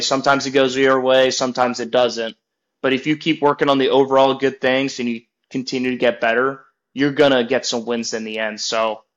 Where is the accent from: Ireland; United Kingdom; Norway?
Norway; moved away; also born or lived in Oklahoma / Florida; I'm more of a mountain guy growing up in Norway.